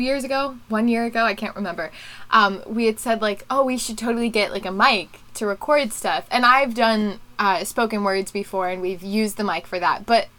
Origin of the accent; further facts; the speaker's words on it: Philadelphia, Pennsylvania, United States; also born or lived in Florida; when I turned one, we moved from Florida to the Philly area in Pennsylvania, which is where we're located